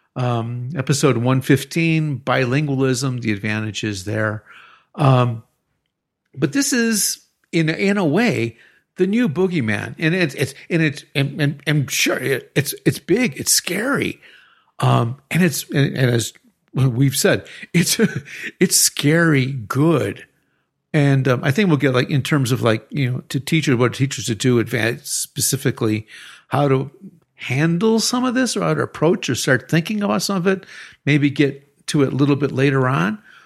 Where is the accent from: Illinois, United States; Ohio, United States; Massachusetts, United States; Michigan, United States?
Illinois, United States; Chicago; now in Querétaro, Mexico; I'm from Chicago